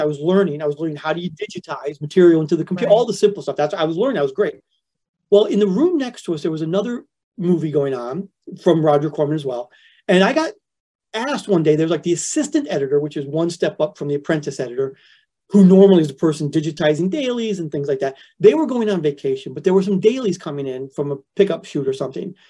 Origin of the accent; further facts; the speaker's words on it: Flint, Michigan, United States; moved away as an adult; I grew up in Flint, Michigan, which is like the rustiest of the Rust Belt cities